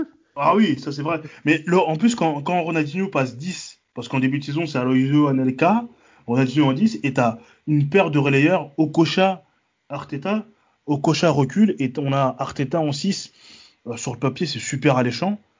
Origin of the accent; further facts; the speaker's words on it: Paris, Île-de-France, France; je suis parisien depuis mes 8 ans, depuis 98